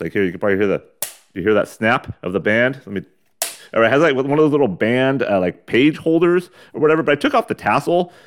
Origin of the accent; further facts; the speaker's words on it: United States; They know we're fucking American